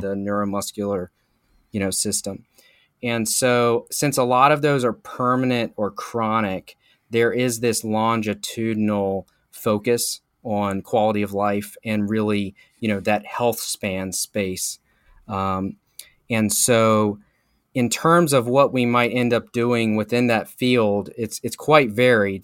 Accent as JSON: {"language": "English", "town": "Charlotte", "region": "North Carolina", "country": "United States", "tie": "born or raised there", "also_born_or_lived": "St. Louis, Missouri", "said": "Moved back to Charlotte, North Carolina, where I had gone to high school and lived for most of my life"}